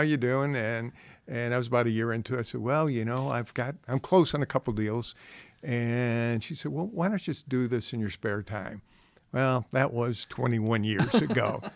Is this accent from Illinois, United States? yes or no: yes; Chicago, Illinois, United States; moved away as an adult; now in Westfield, United States; I grew up in the Chicago area